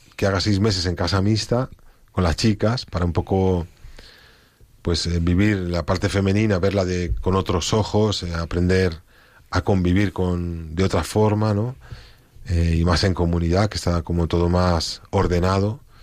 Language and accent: Spanish; Spain; yo como español